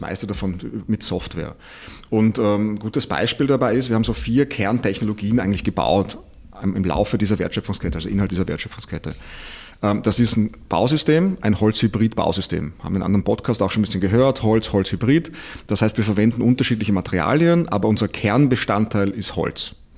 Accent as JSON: {"language": "German", "country": "Austria", "moved": "yes", "said": "ich bin Österreicher, äh, komme ein bisschen woanders her"}